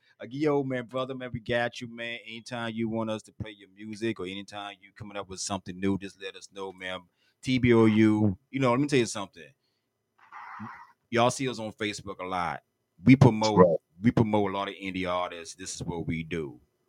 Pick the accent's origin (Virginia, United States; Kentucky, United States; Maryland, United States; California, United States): Virginia, United States; Hampton; You know, also I'm from Hampton, Virginia, dog.